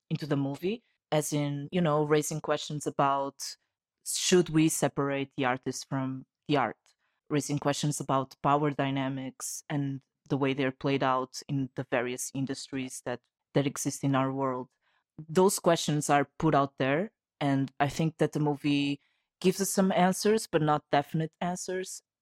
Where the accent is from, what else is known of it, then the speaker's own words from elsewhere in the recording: Portugal; from Portugal.